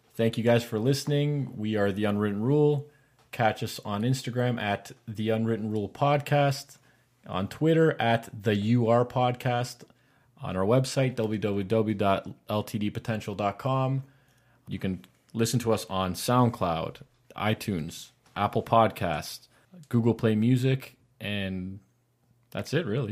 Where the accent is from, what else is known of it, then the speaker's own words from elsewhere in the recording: Canada; as having Canadian blood